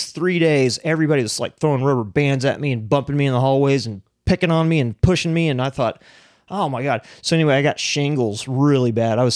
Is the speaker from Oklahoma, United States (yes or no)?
yes; Piedmont, Oklahoma, United States; I grew up in Piedmont, Oklahoma, which is just like bowl cuts and mullets